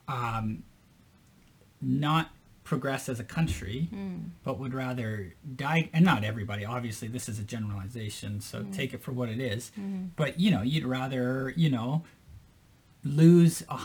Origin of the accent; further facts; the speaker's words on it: Canada; now in Tokyo, Japan; I'm Canadian